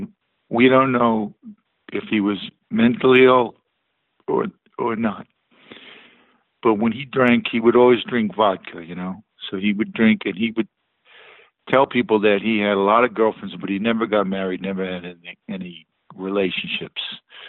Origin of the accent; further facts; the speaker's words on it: Texas, United States; also born or lived in California / New Jersey; Originally I was from Texas, and then we moved to Fort Ord area, which is in California. My dad was in the food service industry, so we moved around, you know. Then we ended up in New Jersey, mostly New Jersey.